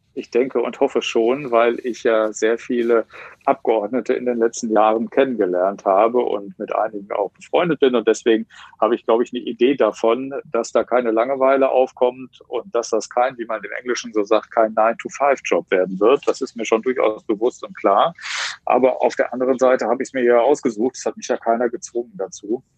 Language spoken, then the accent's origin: German; Wetter, North Rhine-Westphalia, Germany; also born or lived in Herdecke; In Herdecke bin ich geboren worden und in Wetter an der Ruhr aufgewachsen